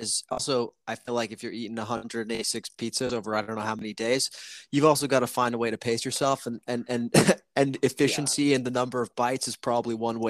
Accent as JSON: {"language": "English", "town": "Rome", "region": "Lazio", "country": "Italy", "moved": "yes", "lives_now": "Los Angeles, United States", "said": "he's from Rome and I'm from Rome, right?"}